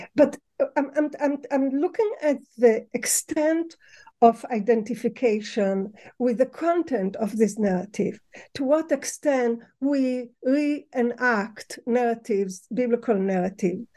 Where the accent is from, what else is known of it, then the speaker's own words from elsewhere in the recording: Tel Aviv, Tel Aviv District, Israel; moved away; also born or lived in Ramat Gan; I was born in Israel